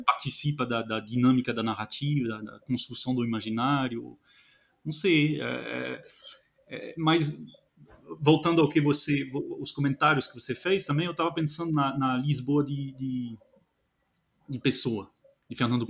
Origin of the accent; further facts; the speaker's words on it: France; moved away; eu, que sou francês